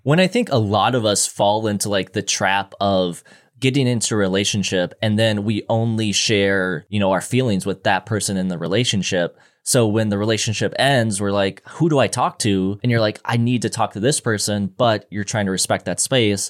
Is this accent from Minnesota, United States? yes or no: yes; Minnesota, United States; being from Minnesota